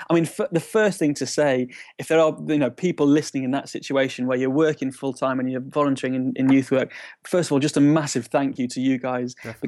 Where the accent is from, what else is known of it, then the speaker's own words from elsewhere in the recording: Shrewsbury, West Midlands, United Kingdom; moved away as an adult; also born or lived in Nuneaton; now in Bristol, United Kingdom; I grew up in Shrewsbury